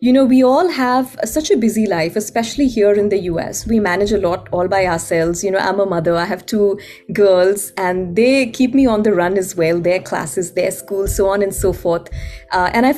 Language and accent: English; Ahmedabad, Gujarat, India; moved away as an adult; now in Seattle, United States; I was born and raised in Ahmedabad